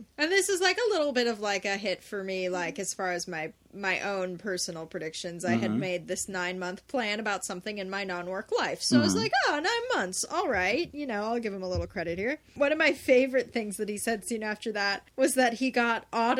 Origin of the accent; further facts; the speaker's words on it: Southern California, United States; No, I'm from here. I'm from Southern California.